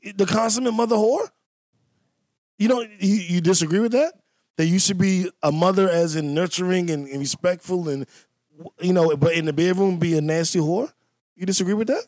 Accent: Washington, District of Columbia, United States; accent: DC; My DC accent

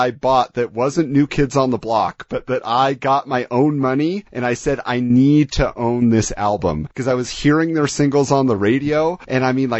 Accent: Orange County, California, United States; I grew up in Orange County

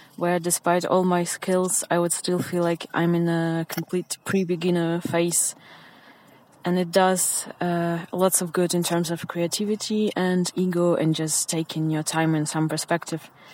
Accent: Ukraine; I'm from Ukraine

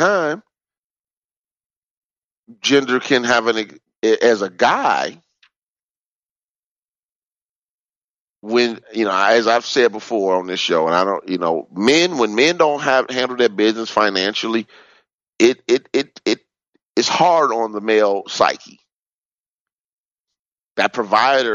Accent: Chicago, Illinois, United States; Growing up on the South Side of Chicago

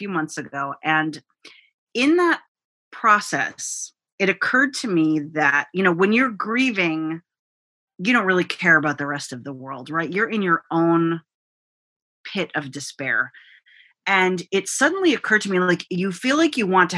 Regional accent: United States; my parents are immigrants. So I'm a first generation American

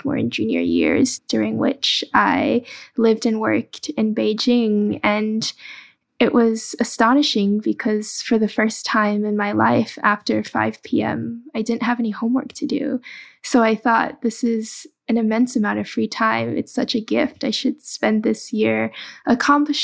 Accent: Dallas, Texas, United States; English is a second language; also born or lived in Guangzhou, China; I was born in Guangzhou, China, and my family immigrated to the U.S. when I was very young. I grew up in Dallas, Texas.

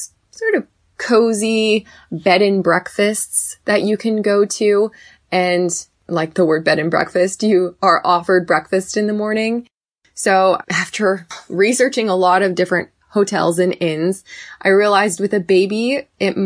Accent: Woodland, California, United States; I am from Woodland, California

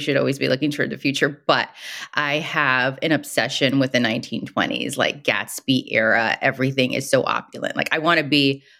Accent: Brooklyn, New York, United States; Growing up in Brooklyn in the 80s is very different than growing up in Brooklyn today.

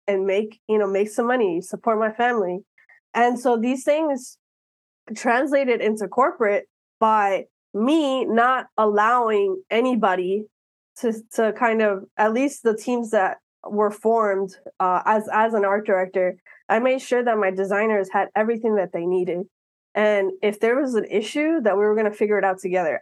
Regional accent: Miami, Florida, United States; I was born and raised in Miami

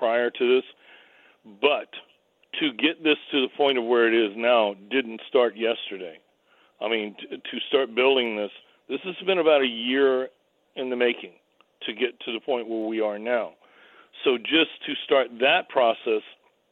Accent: New York City, New York, United States; I grew up over in Staten Island

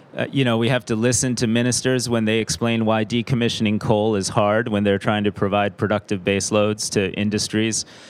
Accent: United States; I'm an American

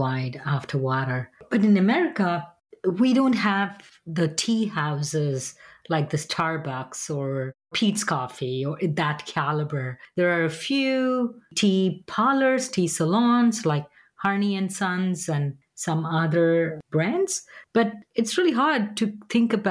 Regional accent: India; Growing up in India

